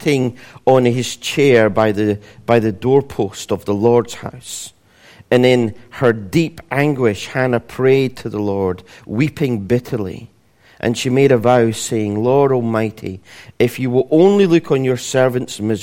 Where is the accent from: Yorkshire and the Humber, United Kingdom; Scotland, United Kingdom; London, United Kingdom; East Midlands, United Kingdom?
Scotland, United Kingdom; being Scottish